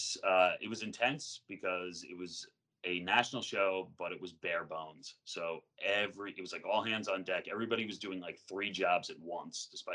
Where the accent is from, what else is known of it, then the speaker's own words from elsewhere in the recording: Long Island, New York, United States; moved away as an adult; also born or lived in Terre Haute, Indiana; I grew up on Long Island, but I grew up like 25 minutes from New York City